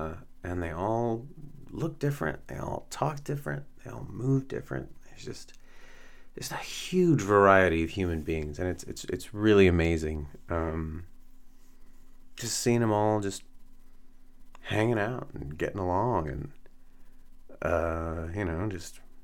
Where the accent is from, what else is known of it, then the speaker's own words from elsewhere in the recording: North Texas, United States; someone who grew up in North Texas